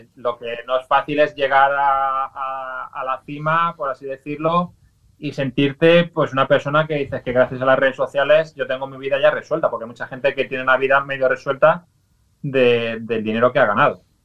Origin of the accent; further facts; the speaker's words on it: Valencia, Valencian Community, Spain; yo soy de Valencia, que vengo de familia andaluza